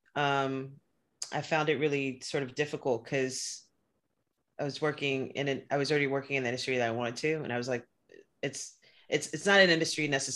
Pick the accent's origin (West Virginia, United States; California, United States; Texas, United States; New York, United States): California, United States; Los Angeles; born or raised there; moved away as an adult; now in Bay Area, United States